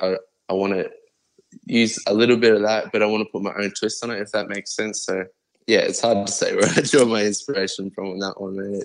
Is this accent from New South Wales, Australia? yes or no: no; Brisbane, Queensland, Australia; I'm Aussie all the way through, man. I'm always going to rap aussie, in Queensland, Brizzy City, 100%.